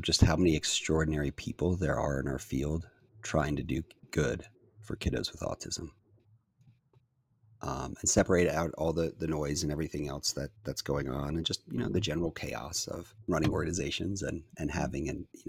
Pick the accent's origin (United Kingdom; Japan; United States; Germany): Japan; born there; I was born in Japan. My parents were in the Foreign Service